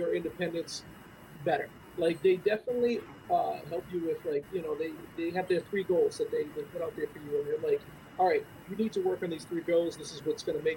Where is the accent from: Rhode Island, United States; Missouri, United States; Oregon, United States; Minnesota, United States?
Rhode Island, United States; East Greenwich; I'm from East Greenwich, Rhode Island, New Englander